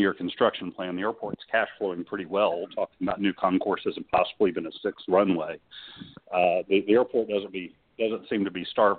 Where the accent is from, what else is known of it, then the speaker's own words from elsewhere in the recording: Fayette County, Georgia, United States; I grew up in Fayette County just across the Flint River from Clayton